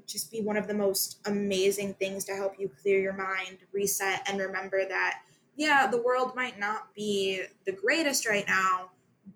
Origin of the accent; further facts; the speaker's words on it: United States; I come from Lake County, so I'm on the complete opposite side of the state